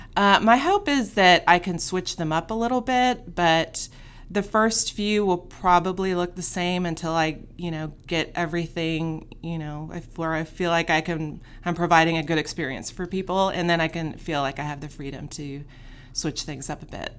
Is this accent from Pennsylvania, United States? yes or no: no; Fort Worth, Texas, United States; I grew up here in Fort Worth